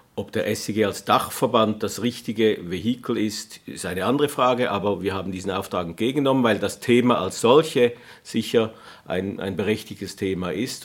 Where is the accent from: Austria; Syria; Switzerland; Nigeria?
Switzerland; wir als Schweizer